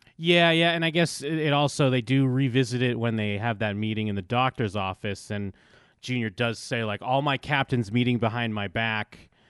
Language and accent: English; United States; I'm from the United States